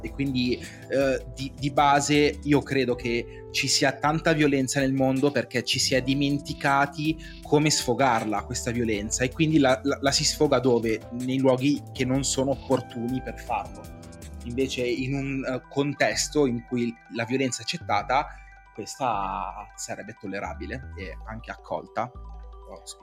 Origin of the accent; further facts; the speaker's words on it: Cinisello Balsamo, Lombardy, Italy; sono di Cinisello